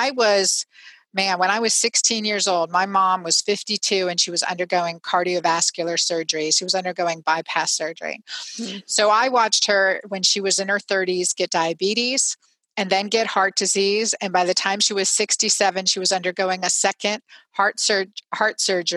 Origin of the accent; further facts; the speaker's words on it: Pennsylvania, United States; now in Georgia, United States; I grew up in Pennsylvania